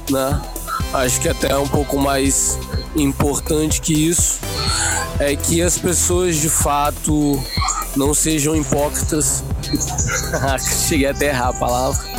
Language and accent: Portuguese; Espírito Santo, Brazil; Visto que, desculpa aí, mas eu moro perto da praia. É, ele é Sou capixaba.